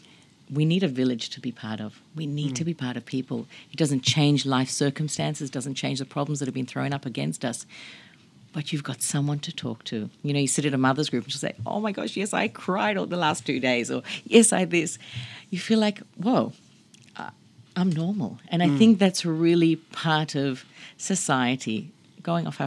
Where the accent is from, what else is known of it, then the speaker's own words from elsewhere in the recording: Australia; Not growing up in America. Growing up in Australia